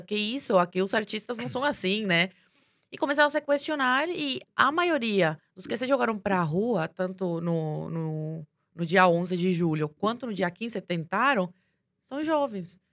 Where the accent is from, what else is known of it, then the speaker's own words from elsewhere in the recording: Cuba; now in Brazil; eu vivia em Cuba